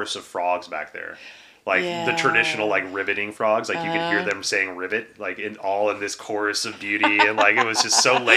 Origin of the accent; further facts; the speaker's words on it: Texas, United States; moved away; also born or lived in Pacific Northwest; I was from Texas